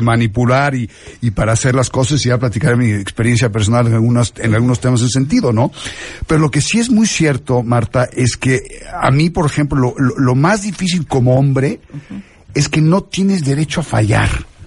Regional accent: Mexico; soy un mexicano que, que disfruta lo que hace, que, que ama a México

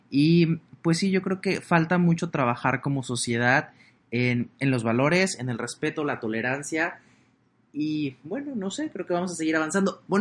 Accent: Mexico; voy como turista mexicano

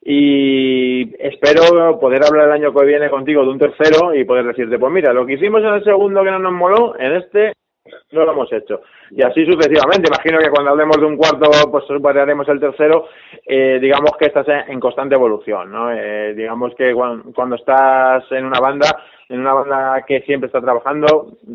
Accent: Asturias, Spain; tiraré un poco por mi tierra, yo soy de Asturias.

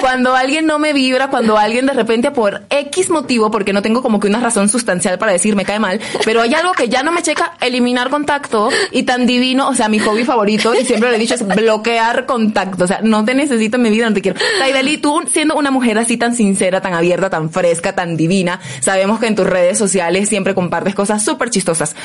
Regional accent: Caracas, Capital District, Venezuela; soy caraqueña, entonces claro que hay diferencias un poquito allí en el léxico

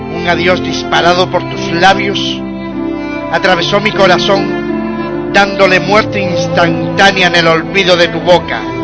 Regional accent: Canary Islands, Spain; de mi tierra, de las Islas Canarias

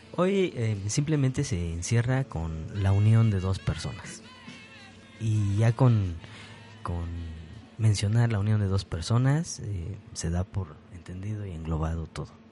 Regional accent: Apan, Hidalgo, Mexico; yo soy de Apan y del, municipio de Apan

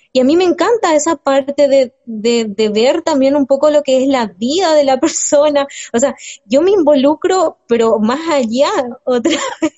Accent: Mendoza, Argentina; soy tan mendocina

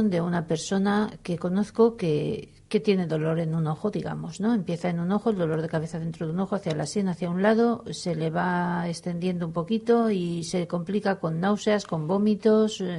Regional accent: Valencia, Valencian Community, Spain; a mí como valenciana me satisface

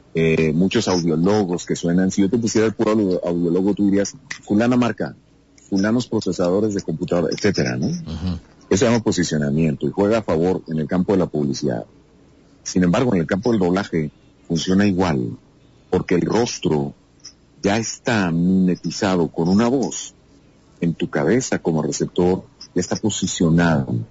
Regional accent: Cuauhtémoc, Chihuahua, Mexico; en Ciudad Cuauhtémoc, Chihuahua, donde yo nací

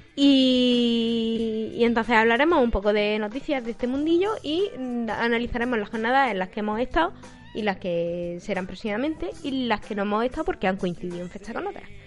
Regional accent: Eastern Andalusia, Spain; los andaluces, o por lo menos los de Andalucía Oriental

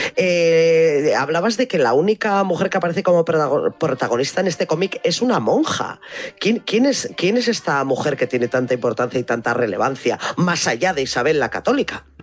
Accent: Biscay, Basque Country, Spain; also born or lived in Álava; en mi pueblo hay una iglesia

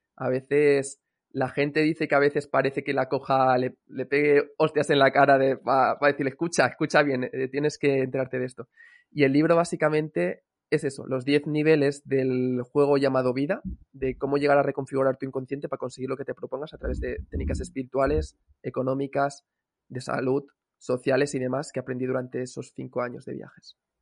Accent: Cambrils, Catalonia, Spain; moved away as an adult; also born or lived in Valencia / Bali; podríamos decir que soy de, la zona de Cambrils, realmente no nací aquí, nací en Valencia, pero sí que he estado casi toda la vida en Cambrils

